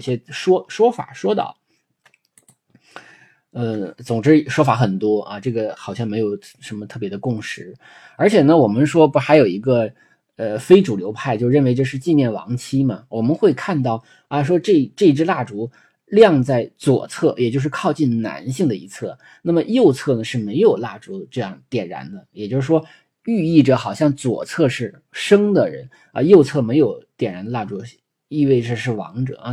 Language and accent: Chinese; China; 就是有点像我们中国人讲的男主外女主内